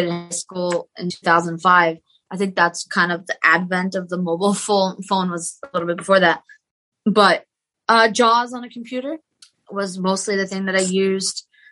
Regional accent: South Shore, Boston, Massachusetts, United States; born or raised there; also born or lived in Maryland / Lebanon (ancestry)

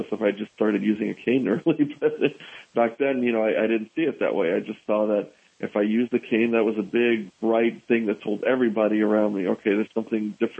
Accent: New York City, New York, United States; I grew up in New York City, so that was a tough and interesting place to grow up

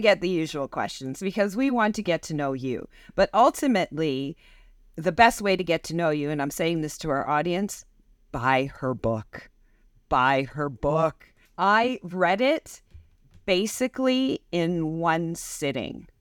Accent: Canada; growing up in North America and growing up in Canada

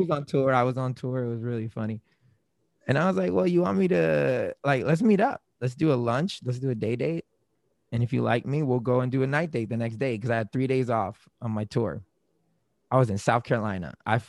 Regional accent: Germany; now in Florida, United States; I was born and raised in Germany. My dad was in the military. When he retired, we retired in Florida.

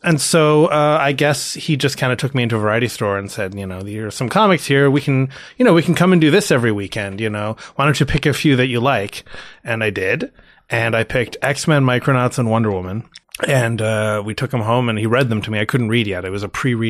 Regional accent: Toronto, Ontario, Canada; Born and raised in Toronto. I know that's relatively rare. Toronto is kind of the New York City of Canada and that everyone here is from somewhere else, but I was born here.

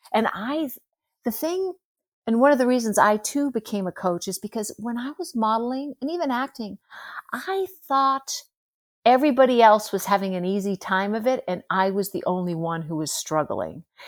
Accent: United States; I'm American

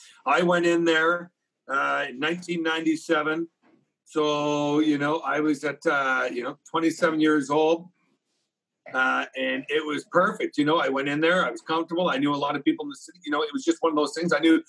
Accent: Kitchener-Waterloo, Ontario, Canada; also born or lived in Vancouver, British Columbia; I'm from Kitchener-Waterloo

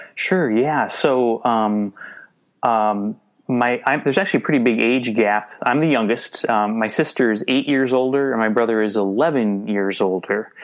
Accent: suburban Twin Cities, Minnesota, United States; also born or lived in New Hope, Minnesota / Bloomington, Minnesota; I grew up in uh, the suburban Twin Cities. I grew up in uh, New Hope, uh, Minnetonka, Bloomington, and now I live in uh, Minneapolis

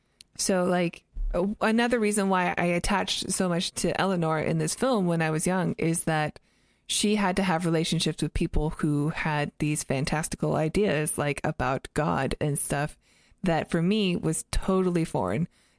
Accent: Canada; also born or lived in United States; But, like, I grew up in Canada and the U.S.

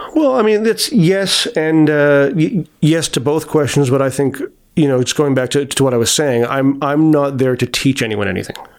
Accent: Toronto, Ontario, Canada; I grew up in Scarborough there were chain restaurants all over the, all over the place

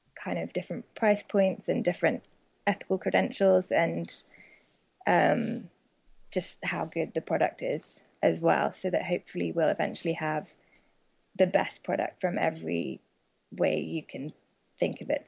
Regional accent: United Kingdom; moved away as an adult; also born or lived in Oxford; now in United States; my fellow countrymen

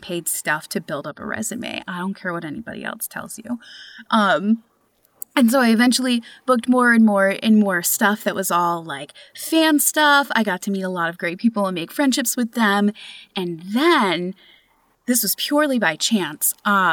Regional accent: New York, United States; moved away; I'm originally from New York

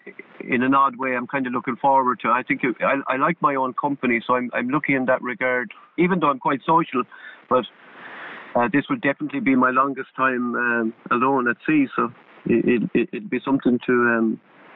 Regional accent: Limerick, Munster, Ireland; We grew up in Limerick

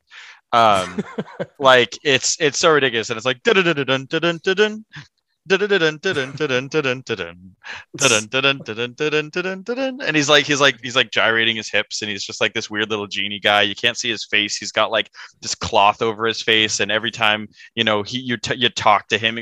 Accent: United States; being an American

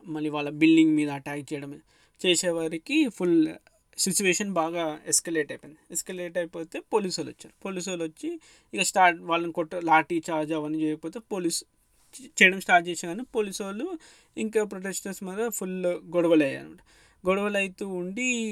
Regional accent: Hyderabad, Telangana, India; మన చిన్నప్పుడు అప్పుడు నేను హైదరాబాద్లో ఉంటే

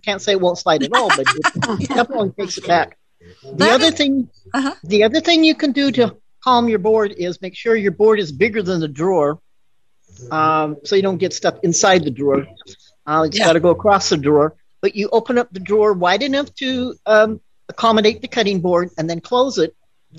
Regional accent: San Diego, California, United States; I'm from San Diego, California.

